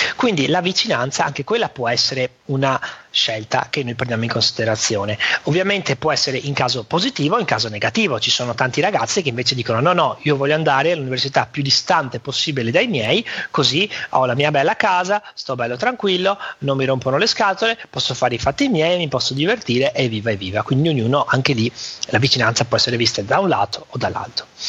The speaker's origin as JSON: {"language": "Italian", "town": "Venice", "region": "Veneto", "country": "Italy", "tie": "born or raised there", "said": "un veneziano che è nato e cresciuto a Venezia"}